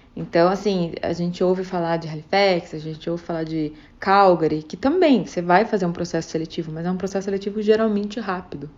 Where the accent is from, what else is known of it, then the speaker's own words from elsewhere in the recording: Brazil; moved away as an adult; now in Vancouver, Canada; eu, como brasileira